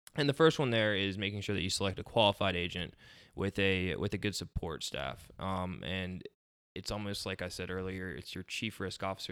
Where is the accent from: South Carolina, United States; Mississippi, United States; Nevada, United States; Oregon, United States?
South Carolina, United States; Beaufort; moved away as an adult; now in Somerville, United States; I'm from Beaufort, South Carolina originally, so, uh, consider myself a low country native